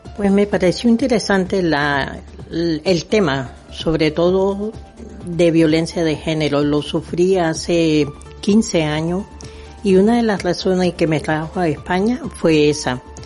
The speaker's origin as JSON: {"language": "Spanish", "country": "Nicaragua", "moved": "yes", "said": "mi país, en Nicaragua"}